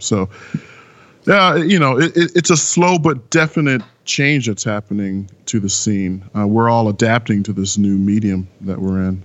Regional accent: San Francisco Bay Area, California, United States; moved away as an adult; also born or lived in Brooklyn, New York / Los Angeles; now in New York, United States; I was born in Brooklyn, but I was raised entirely in the San Francisco Bay Area.

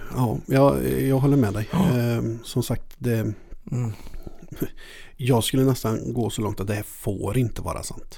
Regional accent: between Halleberg and Hunneberg, Västra Götaland, Sweden; jag är uppvuxen mellan eh, Halle och Hunneberg

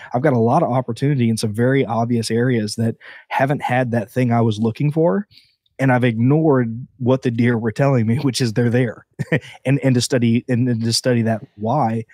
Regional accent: Southeast Georgia, United States; now in Florida, United States; I was born in Florida, grew up in Southeast Georgia

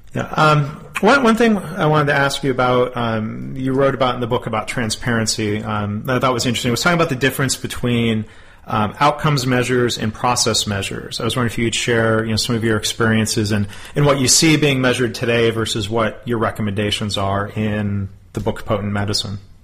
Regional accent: Texas, United States; my home state of Texas

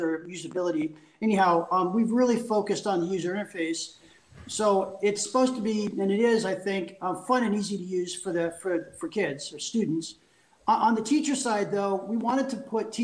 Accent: California, United States; moved away as an adult; also born or lived in Paris, France; now in Switzerland; I'm a Californian. So I'm a lifelong Californian, but I moved 14 years ago.

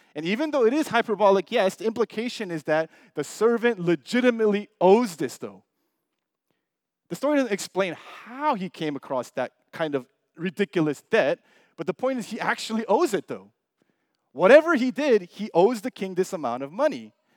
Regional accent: United States; we're Asian American, most of us.

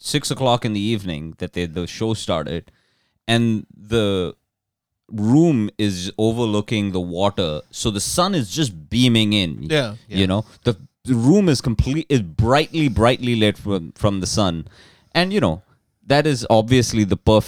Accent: India; moved away; I'm Indian, by the way. Do you know that I'm Indian? I'm an immigrant

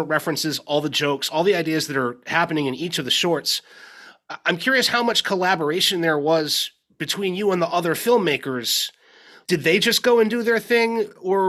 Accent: Maine, United States; I grew up in Maine

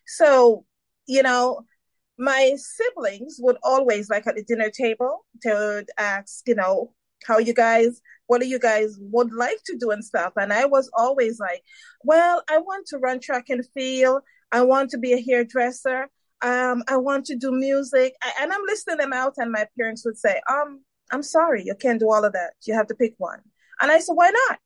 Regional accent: Saint Mary, Jamaica; now in United States; I was born in Jamaica, St. Mary, Jamaica, and I migrated to the U.S. in 1990

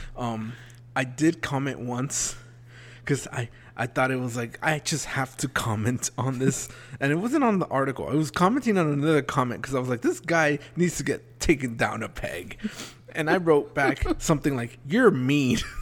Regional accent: South Florida, United States; growing up in South Florida, I was always taught to keep your doors locked.

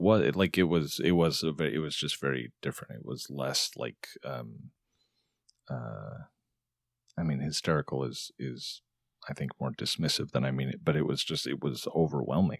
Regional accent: Arizona, United States; moved away; I grew up in Arizona, so I was back there where my family is

